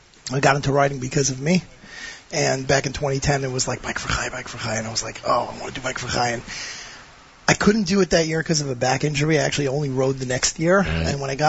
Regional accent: Brooklyn, New York, United States; Brooklyn, New York.

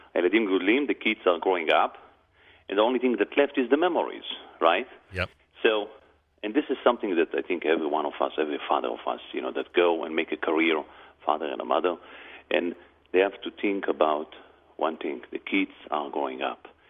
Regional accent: Jerusalem, Jerusalem District, Israel; now in United States; I was born in Jerusalem, right next to Machane Yehuda

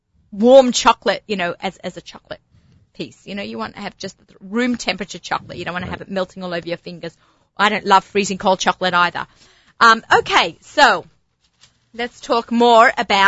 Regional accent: Australia; I'm an Aussie

